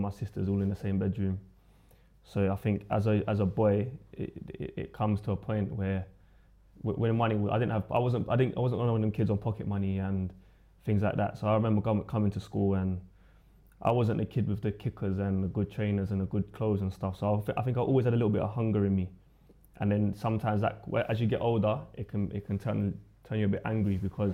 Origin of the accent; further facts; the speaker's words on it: London, United Kingdom; Lewisham. So I was born in Lewisham Hospital. And I've always lived within Lewisham Borough